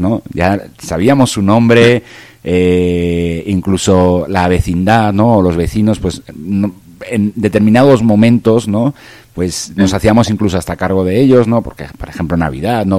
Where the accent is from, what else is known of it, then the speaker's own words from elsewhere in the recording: Valencia, Valencian Community, Spain; desde bien pequeño, pues eh, en la calle de mi casa, yo soy de, de Valencia, un poquito más al sur de, de Barcelona